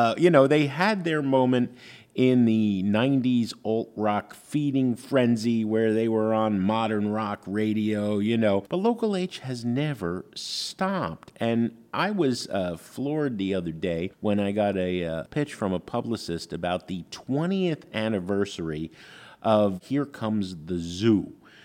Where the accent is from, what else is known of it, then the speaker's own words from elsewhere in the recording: New Jersey, United States; now in Chicago, United States; You know, I grew up on the East Coast. I didn't come to Chicago till 91, but that cliche, the city that works, right?